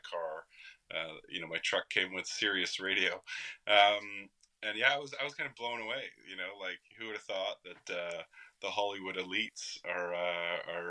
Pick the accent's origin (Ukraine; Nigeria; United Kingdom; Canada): Canada; as Canadians